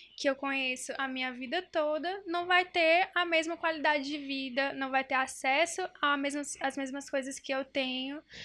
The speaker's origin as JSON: {"language": "Portuguese", "town": "União", "country": "Brazil", "said": "eu sou do interior, né? Sou de União, pra quem não sabe."}